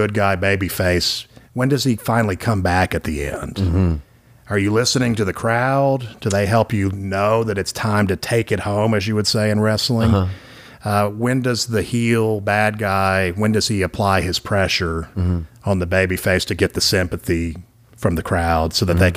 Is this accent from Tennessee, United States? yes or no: yes; Nashville, Tennessee, United States; when I was growing up in Nashville, I'm from here